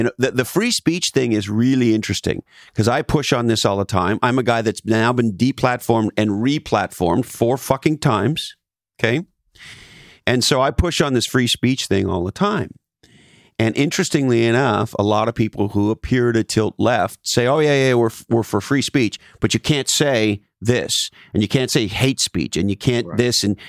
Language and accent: English; Canada; I mean, I'm from Canada, for fuck's sakes.